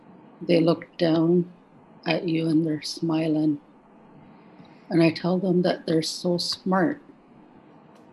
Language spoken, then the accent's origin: English; Chehalis, British Columbia, Canada; I'm from Chehalis.